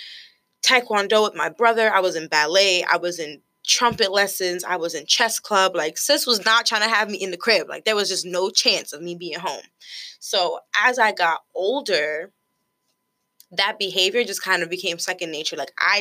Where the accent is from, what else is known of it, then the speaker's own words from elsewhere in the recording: United States; I am a first-generation American. Both of my parents are from Haiti. I was born in the States